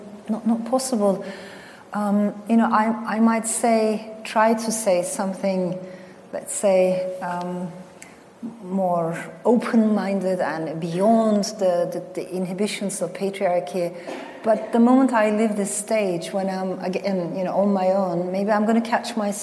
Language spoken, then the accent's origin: English; Turkey; also born or lived in France; I was born in France to Turkish parents, but then my parents got separated. My father stayed in France, and my mother brought me to Turkey